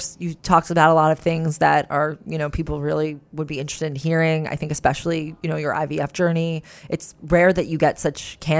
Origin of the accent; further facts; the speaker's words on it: New York, United States; moved away as an adult; now in Germany; Although born and raised in New York, I moved to Germany about 1.5 years ago for work.